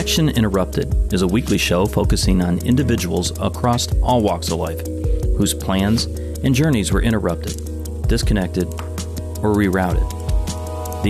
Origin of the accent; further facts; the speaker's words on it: Detroit, Michigan, United States; I grew up in Detroit.